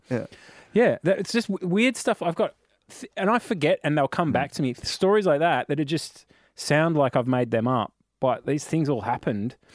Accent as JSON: {"language": "English", "country": "Australia", "said": "So we come out from Australia, we play Thursday, Friday, Saturday"}